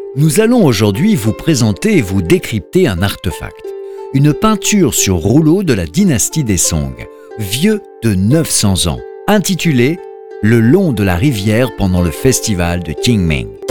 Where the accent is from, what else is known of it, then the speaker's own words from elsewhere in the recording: France; notre 2 novembre en France